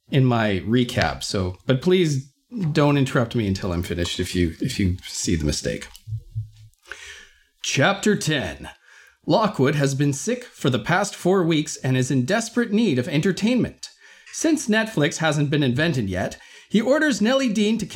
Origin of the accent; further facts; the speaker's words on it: Canada